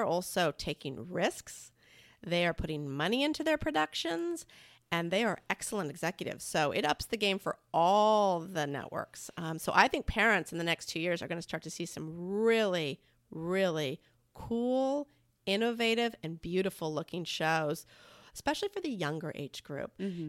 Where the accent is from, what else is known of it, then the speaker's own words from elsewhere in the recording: San Diego, California, United States; Like, it's like I grew up in Southern California, San Diego, mm-hmm.